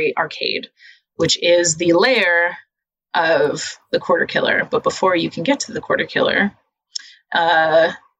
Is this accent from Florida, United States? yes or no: no; New York City, New York, United States; I grew up in the Lower East Side, which is not the projects